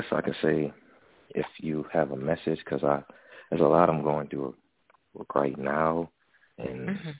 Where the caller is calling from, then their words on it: Texas, United States; I'm calling from Texas.